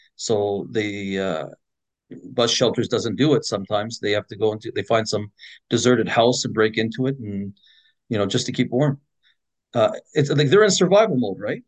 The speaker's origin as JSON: {"language": "English", "town": "Edmonton", "region": "Alberta", "country": "Canada", "tie": "born or raised there", "said": "it was much safer back in my day growing up in Edmonton"}